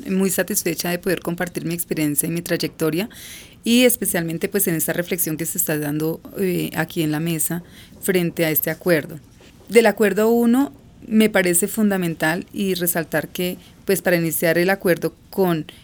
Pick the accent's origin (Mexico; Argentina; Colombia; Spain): Colombia; Considero que nosotros eh, como país colombiano, y lo sabemos